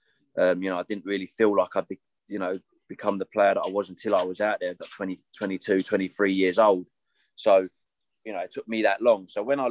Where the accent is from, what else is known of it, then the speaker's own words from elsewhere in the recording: England, United Kingdom; I was born in England